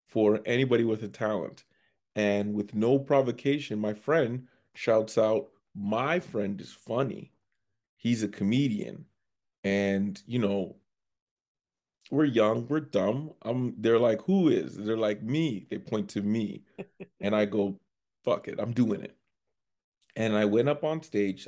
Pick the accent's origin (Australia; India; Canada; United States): Canada; Scarborough, Ontario; moved away as an adult; now in Edmonton, Canada; I'm actually from Scarborough, Ontario